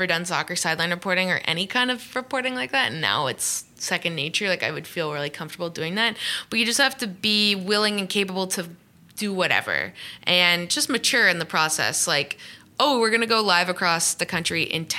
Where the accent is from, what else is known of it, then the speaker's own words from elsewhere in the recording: Canada; moved away as an adult; also born or lived in England; now in Los Angeles, United States; I grew up in Canada where it's like three down football and there's curling and hockey